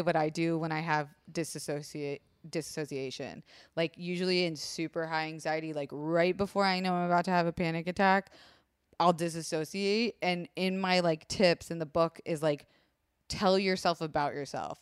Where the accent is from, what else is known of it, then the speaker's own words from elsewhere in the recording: Florida, United States; I was raised in Florida